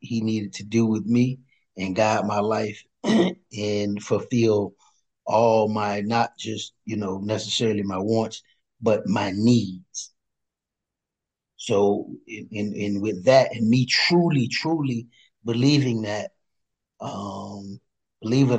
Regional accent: Miami, Florida, United States; As a kid, I grew up in Liberty City, and I grew up in projects, Liberty City.

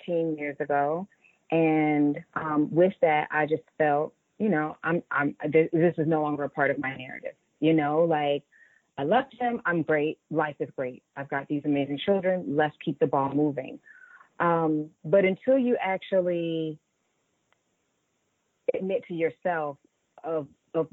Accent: Raleigh, North Carolina, United States; moved away; also born or lived in Atlanta, Georgia; I grew up in Raleigh, North Carolina, so I'm a down south girl. Grew up in Raleigh, North Carolina, but Atlanta raised me

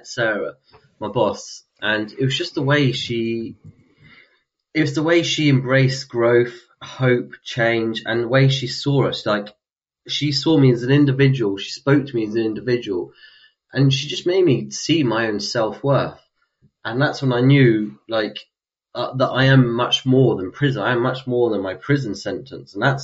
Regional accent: London, United Kingdom; I come from London

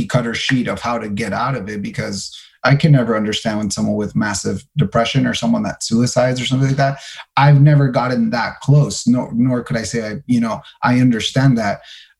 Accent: El Paso, Texas, United States; I was born in El Paso, Texas.

